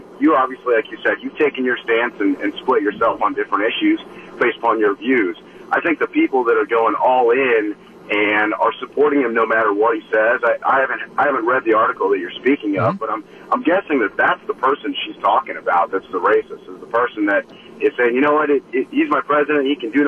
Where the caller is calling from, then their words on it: Wisconsin, United States; I live in the Midwest, obviously. I'm calling from Wisconsin.